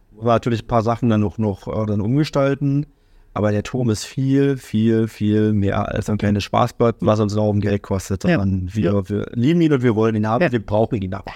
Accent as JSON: {"language": "German", "town": "Oranienburg", "region": "Brandenburg", "country": "Germany", "tie": "born or raised there", "also_born_or_lived": "Berlin", "said": "als ich aufgewachsen bin, war die weiße Stadt nämlich noch Kaserne gewesen"}